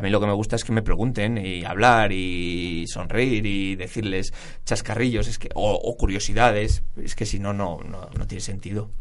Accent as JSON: {"language": "Spanish", "area": "Burgos", "region": "Castile and León", "country": "Spain", "said": "soy burgalés"}